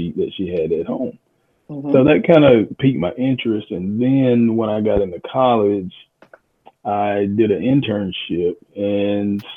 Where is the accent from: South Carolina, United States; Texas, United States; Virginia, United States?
South Carolina, United States; Union; moved away as an adult; now in Spartanburg, United States; I'm from Union, South Carolina. Left Union in 1991 to come to Wofford College here in Spartanburg